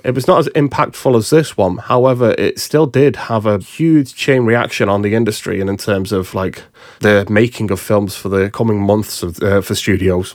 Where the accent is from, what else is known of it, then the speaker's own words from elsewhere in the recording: United Kingdom; us Brits